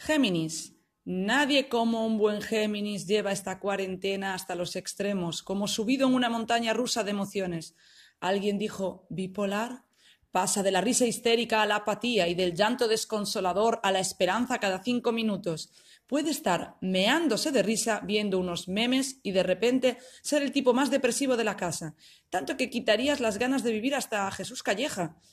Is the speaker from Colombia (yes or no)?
no; Spain; moved away as an adult; now in Italy; soy española. Soy de España, pero vivo en Italia. Vivo en Italia desde hace 13 años